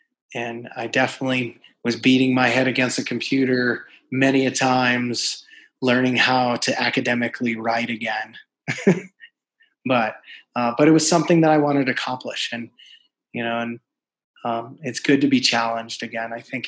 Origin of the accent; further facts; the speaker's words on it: New York, United States; I would say resilience is that, you know, if you've ever met a New Yorker, you know, they're up front.